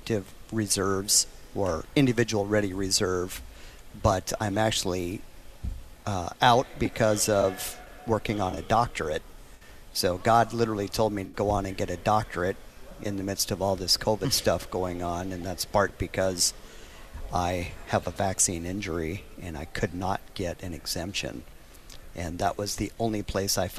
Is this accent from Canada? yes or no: no; Lemmon, South Dakota, United States; also born or lived in Wyoming; there's a little town where I was born in Wyoming and raised in the Dakotas, little tiny town called Lemon